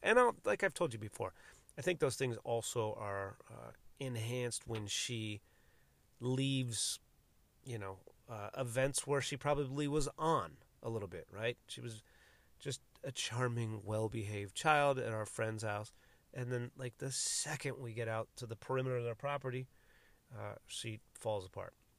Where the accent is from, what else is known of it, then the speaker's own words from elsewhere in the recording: United States; my nationality as an American citizen